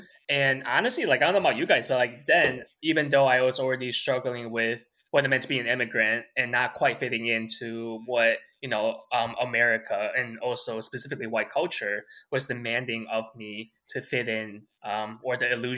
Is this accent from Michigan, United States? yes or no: yes; Michigan, United States; English is a second language; also born or lived in Taiwan; throughout my years growing up in Michigan